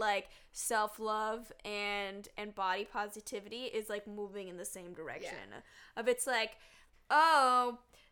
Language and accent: English; Toronto, Ontario, Canada; I grew up in Toronto